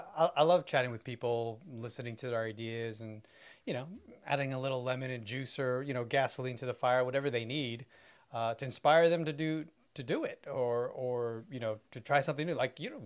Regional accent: New York, United States; I'm not from here. You know, like, how do you, why are you blanket stating, right? I'm from New York. I came to Minnesota just for you

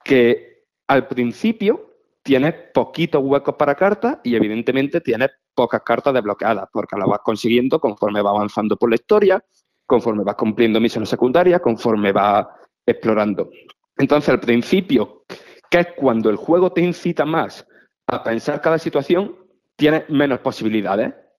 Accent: Priego, Spain; moved away; estoy en mi pueblo, en, en Priego

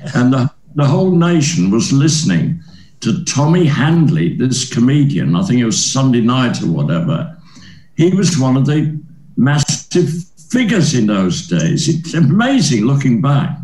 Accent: Leeds, Yorkshire and the Humber, United Kingdom; moved away; my first ever professional job was in my hometown at the City Varieties Theatre in Leeds

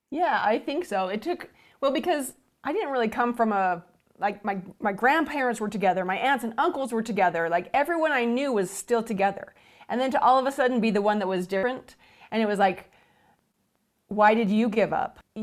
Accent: Cache Valley, Utah, United States; I'm from Cache Valley, which is about an hour and a half north of Salt Lake City

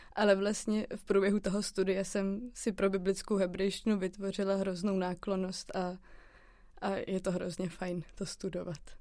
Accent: Czechia

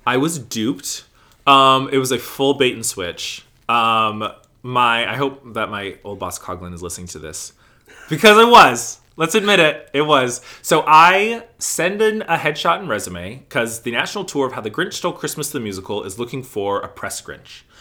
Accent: Mesa, Arizona, United States; now in East Coast, United States; Born and raised in Mesa, Arizona

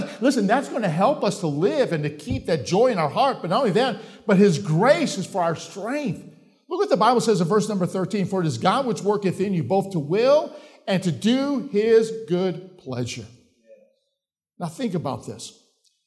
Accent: Chicago, Illinois, United States; moved away; I'm from Chicago. We don't have mountains in Chicago.

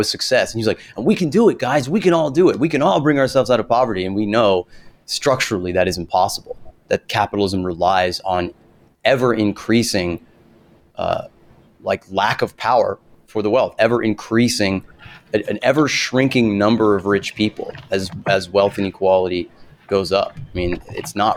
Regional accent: the South, United States; I grew up in the South

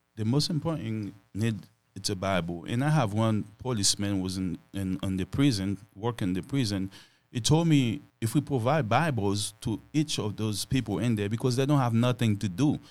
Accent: Haiti; moved away; I was born in Haiti and raised on Haiti

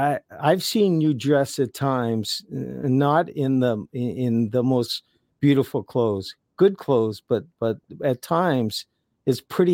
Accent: New London, New Hampshire, United States; I grew up in New London, New Hampshire, in a big family

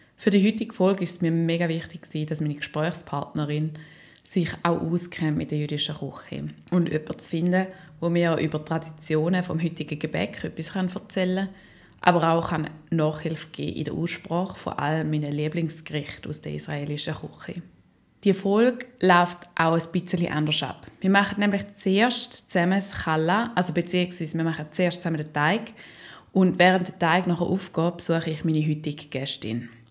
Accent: Schaffhausen, Switzerland; nach Schaffhausen. In die Stadt, wo ich aufgewachsen bin

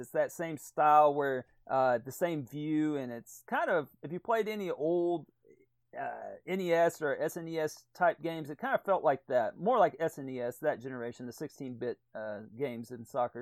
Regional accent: Texas, United States; growing up in Texas, even in the eighties

